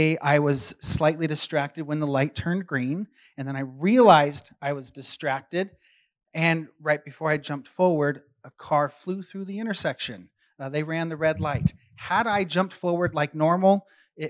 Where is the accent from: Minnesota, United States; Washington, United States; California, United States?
California, United States; San Francisco; I grew up really active in the San Francisco underground music scene.